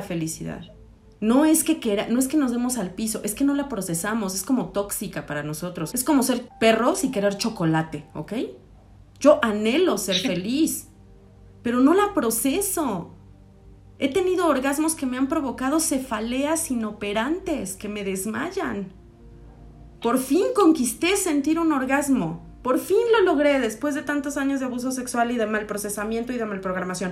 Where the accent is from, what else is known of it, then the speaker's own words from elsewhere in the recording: Mexico; como mexicanos